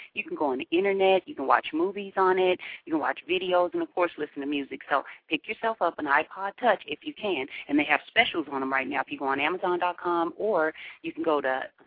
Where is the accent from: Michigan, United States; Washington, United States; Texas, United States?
Washington, United States; Seattle; growing up in Seattle, we had them when we were little kids